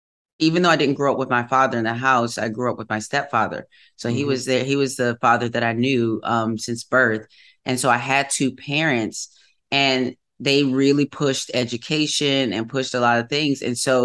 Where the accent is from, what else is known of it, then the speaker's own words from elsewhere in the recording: Wisconsin, United States; growing up in the Midwest